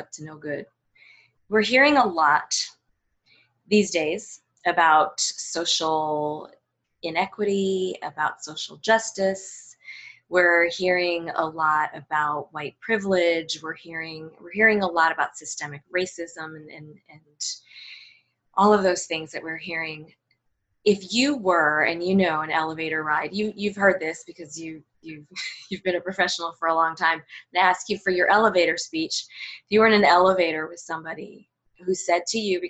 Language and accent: English; United States; I was born here. I'm American.